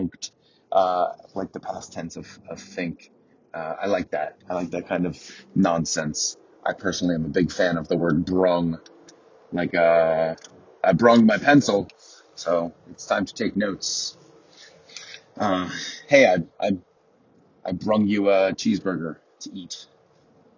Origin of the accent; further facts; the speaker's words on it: Merrick, New York, United States; moved away; There used to be a male strip club in my hometown, where Uncle Tony still lives.